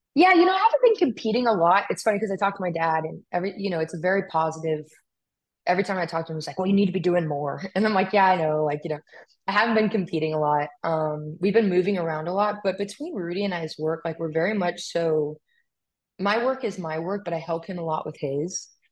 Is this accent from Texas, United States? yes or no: no; California, United States; moved away; I'm from California